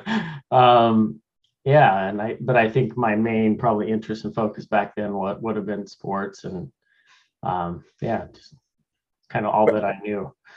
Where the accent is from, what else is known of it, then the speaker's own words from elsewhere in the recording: Laramie, Wyoming, United States; now in Tacoma, United States; I was born and raised in Laramie, Wyoming